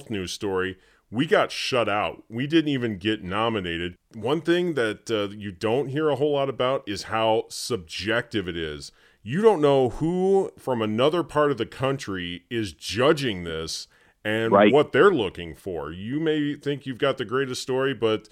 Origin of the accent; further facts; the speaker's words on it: Terre Haute, Indiana, United States; moved away as an adult; now in Michigan, United States; when I was back in my hometown of Terre Haute, Indiana